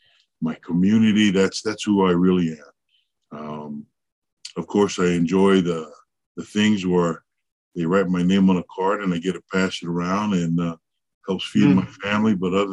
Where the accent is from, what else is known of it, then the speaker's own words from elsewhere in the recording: Salt Lake City, Utah, United States; also born or lived in Pomona, California; I was born in Pomona, California. My parents were in transition coming from Laie while having their eye on moving with family to Salt Lake City. Mm-hmm. I was born, and then a few weeks later, my grandparents took me to Salt Lake, raised me in Salt Lake City.